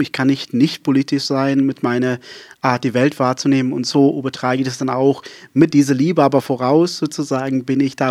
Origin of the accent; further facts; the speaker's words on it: Saron, Western Cape, South Africa; first language Afrikaans; German is a second language; also born or lived in Berlin, Germany; now in Wiesmoor, Germany; ich äh, komme ja aus Südafrika. Äh, ich bin in Südafrika aufgewachsen.